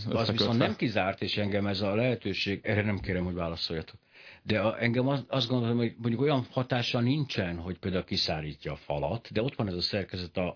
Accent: Miskolc, Borsod-Abaúj-Zemplén, Hungary; ugye Miskolci vagyok, csak szeretném hozzátenni. Miskolcon nagy csodák történnek

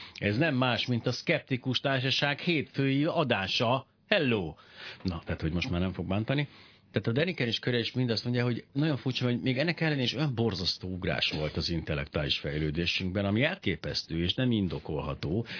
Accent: Miskolc, Borsod-Abaúj-Zemplén, Hungary; kifejezetten Miskolcon nőttem fel

